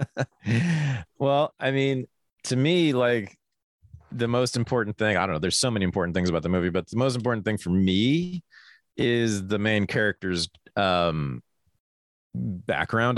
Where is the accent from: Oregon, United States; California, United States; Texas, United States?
California, United States; Berkeley; growing up in Berkeley, California in the 1970s in a feminist household